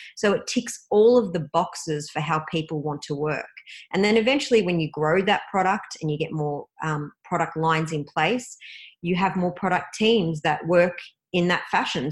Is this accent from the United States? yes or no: no; Melbourne, Victoria, Australia; Melbourne, Australia, which is my hometown